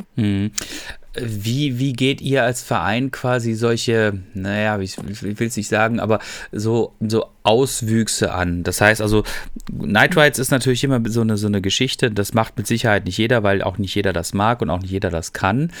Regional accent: Freiburg, Baden-Württemberg, Germany; now in North Rhine-Westphalia, Germany; ich bin ja selber Freiburger

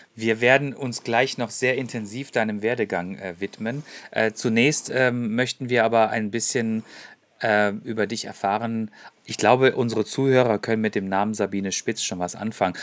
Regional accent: Freiburg, Baden-Württemberg, Germany; ich bin nämlich gebürtiger Freiburger.

